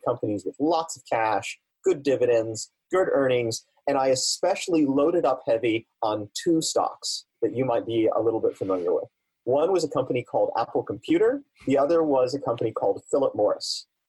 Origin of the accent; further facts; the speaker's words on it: Germany; also born or lived in Italy; Well, as you know, I was born in Italy. I grew up on U.S. Army bases in Germany.